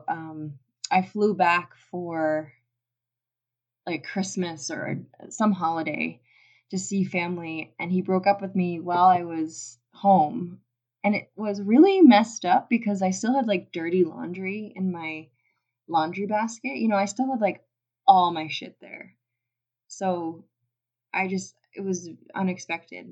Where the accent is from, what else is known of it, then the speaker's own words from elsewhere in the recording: United States; moved away as an adult; also born or lived in Germany; I'm American